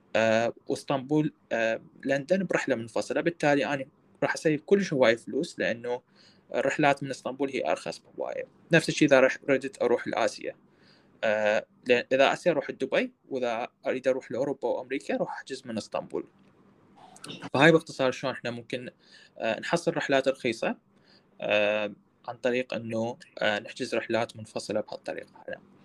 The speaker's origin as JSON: {"language": "Arabic", "country": "Iraq"}